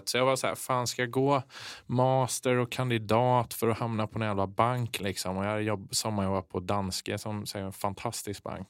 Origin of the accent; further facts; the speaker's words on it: Kungsbacka, Halland County, Sweden; från västkusten, Kungsbacka